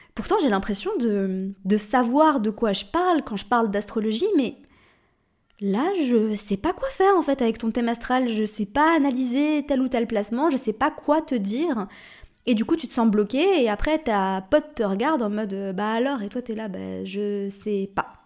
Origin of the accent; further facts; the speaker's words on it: Switzerland; moved away as an adult; also born or lived in Paris, France / Morocco; je suis suisse, si tu ne le savais pas. Et euh, en Suisse, on dit 90.